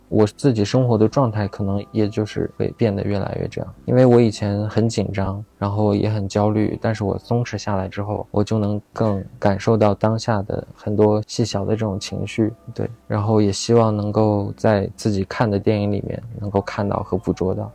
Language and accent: Chinese; Beijing, China; also born or lived in Xining, Qinghai; 我小时候在北京嘛，然后那时候藏语也不太会说